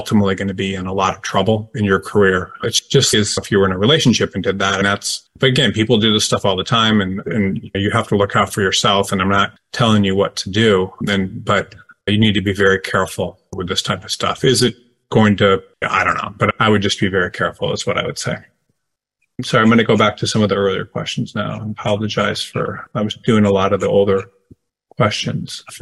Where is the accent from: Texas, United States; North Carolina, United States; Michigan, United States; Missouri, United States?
Michigan, United States; Detroit; I'm from Detroit